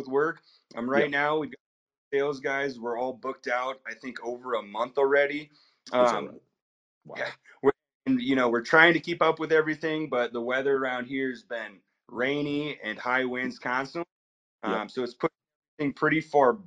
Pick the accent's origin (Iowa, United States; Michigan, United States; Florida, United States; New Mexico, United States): Iowa, United States; Runnells; I was born and raised in Runnells, Iowa